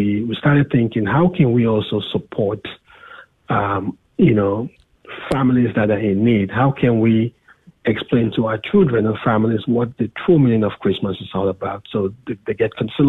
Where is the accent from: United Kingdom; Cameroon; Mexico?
Cameroon; moved away; from Cameroon, my home country